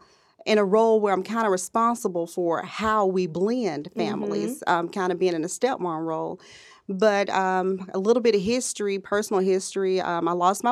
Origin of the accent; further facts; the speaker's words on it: Birmingham, Alabama, United States; now in Huntsville, United States; So I am originally from Birmingham, Alabama, and I currently reside in Huntsville, Alabama, and I work in the information technology market.